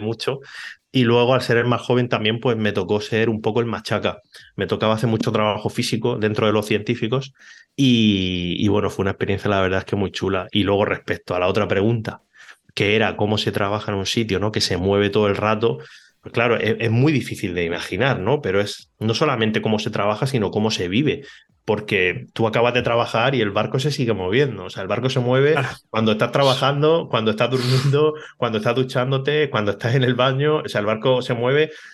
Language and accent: Spanish; Cartagena, Region of Murcia, Spain; also born or lived in Barcelona; now in Mallorca, Spain; Cartagena, que casualmente es la ciudad donde yo nací